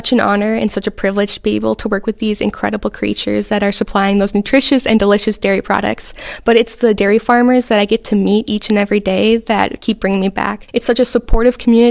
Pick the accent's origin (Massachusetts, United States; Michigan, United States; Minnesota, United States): Minnesota, United States; Oakdale; moved away as an adult; now in Wisconsin, United States; I'm originally from Oakdale, Minnesota, where I am the fifth generation on my family's farm